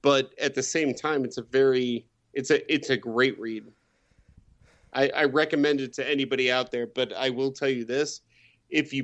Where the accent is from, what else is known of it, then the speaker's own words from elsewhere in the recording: Northwest Indiana, United States; I'm from Indiana, Northwest Indiana, right outside of Chicago